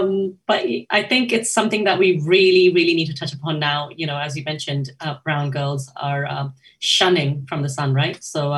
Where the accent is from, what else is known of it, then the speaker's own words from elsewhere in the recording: Japan; Growing up in Japan, I used to remember waiting for those, you know, those video cassettes